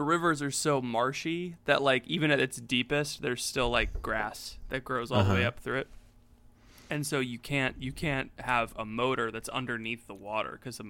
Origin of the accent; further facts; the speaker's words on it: the South, United States; We're both from the South.